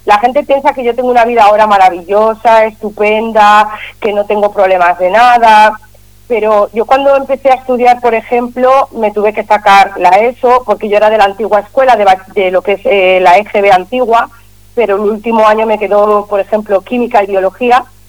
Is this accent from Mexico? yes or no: no; Catalonia, Spain; soy catalana